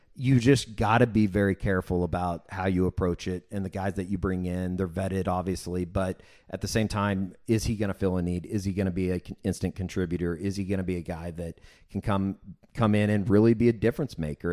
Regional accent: Oklahoma City, Oklahoma, United States; growing up in Oklahoma City

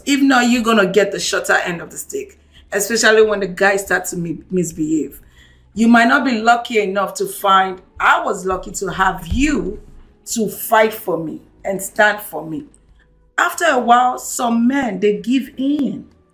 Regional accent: Lagos, Nigeria; I'm born and raised in Lagos

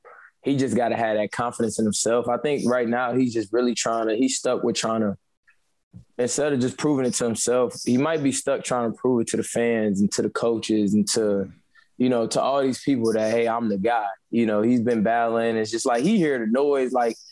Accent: Wisconsin, United States; You know, and I'm from Wisconsin, you know, so I know all about A-Rod, you know what I mean?

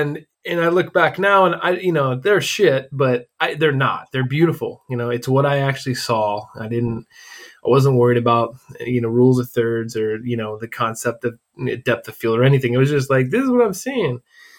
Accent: Ohio, United States; moved away as an adult; also born or lived in Columbus, Ohio; now in Arizona, United States; So I grew up in the Midwest, specifically Ohio, and pretty typical small town family. My dad was a pastor, you know, and I grew up in a Christian household

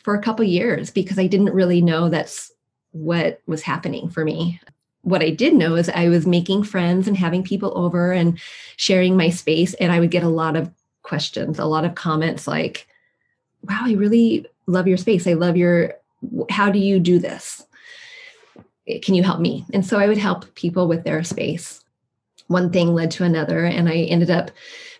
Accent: Washington, United States; also born or lived in Iowa; when we moved from Iowa back home to Washington

